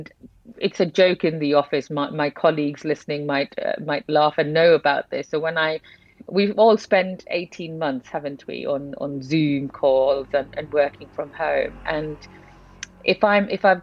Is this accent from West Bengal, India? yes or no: yes; Kolkata, West Bengal, India; moved away as an adult; I did grow up in India. So I spent 18 years of my life in India. So I'm from Calcutta.